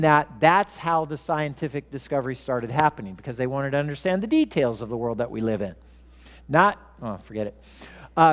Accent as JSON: {"language": "English", "region": "Southern California", "country": "United States", "tie": "born or raised there", "said": "I grew up in Southern California"}